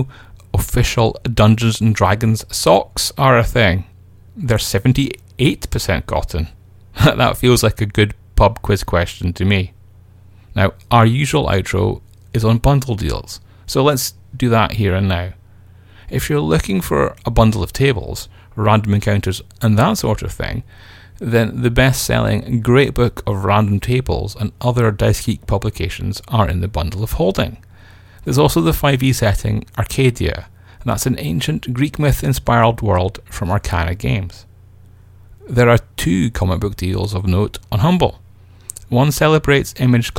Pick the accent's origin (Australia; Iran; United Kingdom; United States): United Kingdom; I feel guilty now, not for being British